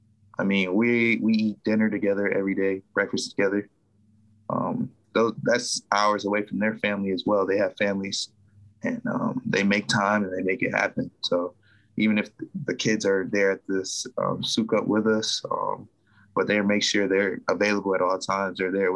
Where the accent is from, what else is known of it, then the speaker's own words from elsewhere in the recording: Romulus, Michigan, United States; I was from Romulus, Michigan guy too